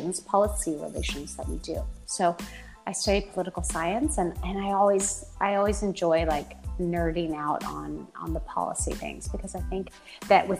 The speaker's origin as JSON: {"language": "English", "region": "Oklahoma", "country": "United States", "tie": "born or raised there", "also_born_or_lived": "Washington, D.C.", "moved": "as an adult", "lives_now": "Munich, Germany", "said": "I'm originally from Oklahoma. That's where I grew up."}